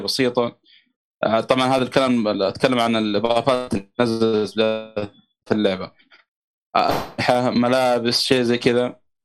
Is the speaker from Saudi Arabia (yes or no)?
yes; Saudi Arabia; also born or lived in Mecca; عندنا في السعوديه